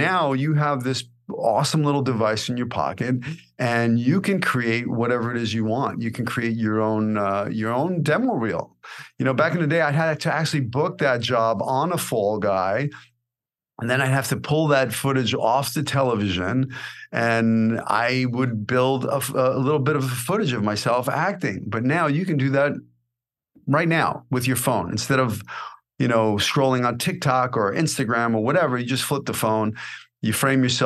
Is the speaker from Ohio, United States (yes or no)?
no; New York City, New York, United States; accent: New York; moved away as an adult; also born or lived in Los Angeles; I came out to Hollywood at 18 with 200 bucks in my pocket and one-way ticket, right off the streets of Brooklyn.